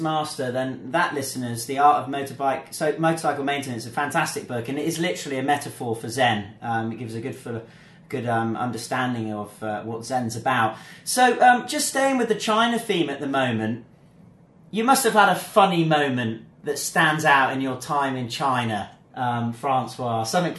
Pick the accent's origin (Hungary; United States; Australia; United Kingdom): United Kingdom; we're British